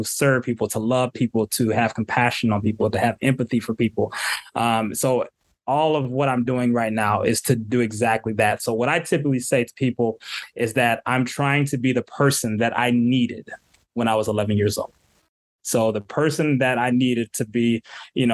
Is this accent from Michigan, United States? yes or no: yes; Southfield, Michigan, United States; also born or lived in Royal Oak, Michigan / Detroit, Michigan; I grew up in Southfield